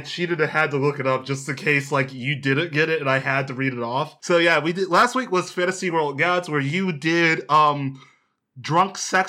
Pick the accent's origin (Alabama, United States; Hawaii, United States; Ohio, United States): Ohio, United States; I'm from Ohio. But nothing happens there.